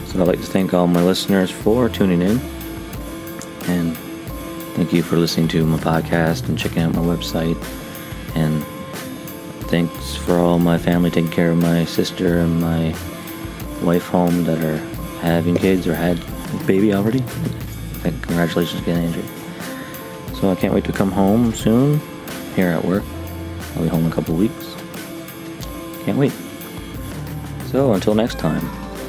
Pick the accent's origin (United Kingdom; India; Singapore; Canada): Canada; moved away; also born or lived in Newfoundland; as a Canadian